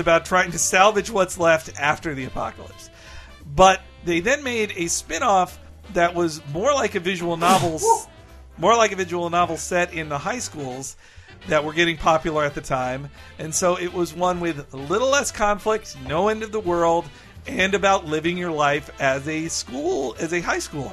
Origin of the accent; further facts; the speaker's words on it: United States; I'm an American